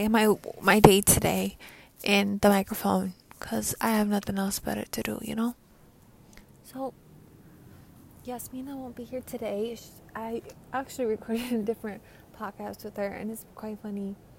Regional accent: New York, United States; I'm from New York.

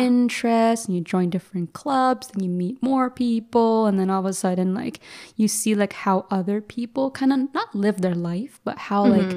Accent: Mississauga, Ontario, Canada; I grew up in like the Toronto area, so suburbia of Mississauga

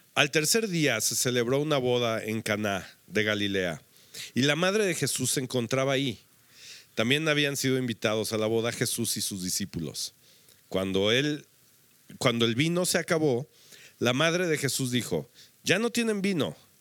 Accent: Mexico; nosotros creo que como mexicanos, había, aquí habemos varias naciones representadas, pero estamos en México

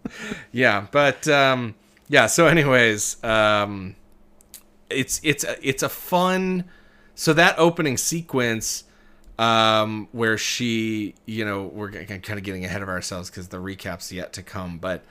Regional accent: Milwaukee, Wisconsin, United States; My hometown.

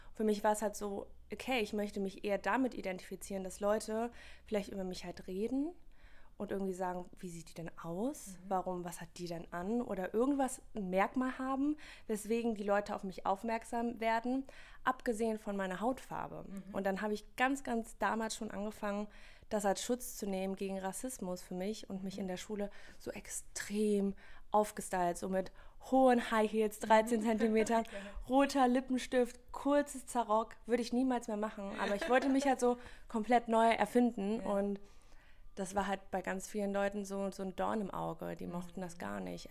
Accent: Wipperfürth, North Rhine-Westphalia, Germany; Ich komme aus Wipperfürth, das ist in der Nähe von Köln. Ist eher so ein katholisches kleines Dörfchen

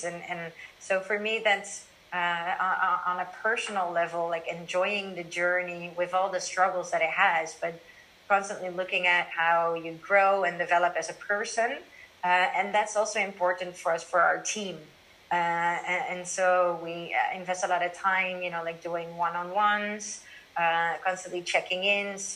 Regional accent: Amsterdam, North Holland, Netherlands; moved away as an adult; now in Shanghai, China; I'm originally from Amsterdam and my friends and family that are all here

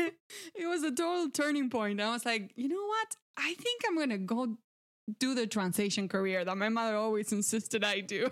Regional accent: Santa Fe, Argentina; English is a second language; I am originally from Argentina. Um, I grew up in a small agricultural town, uh, in the province of Santa Fe

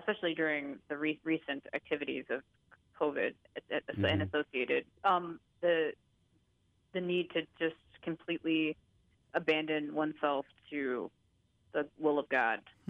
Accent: Rockford, Illinois, United States; I grew up in Rockford.

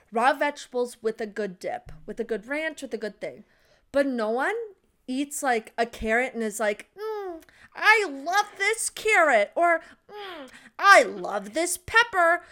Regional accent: United States; we're American.

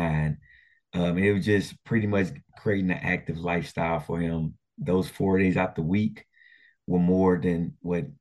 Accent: Port Arthur, Texas, United States; growing up in Port Arthur, we had three high schools

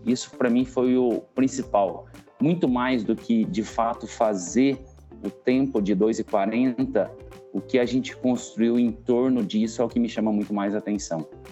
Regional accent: Mineiros, Goiás, Brazil; also born or lived in Goiânia; now in São Paulo, Brazil; eu sou do interior de Goiás, sou de uma cidade chamada Mineiros e vivo em São Paulo tem cinco anos já

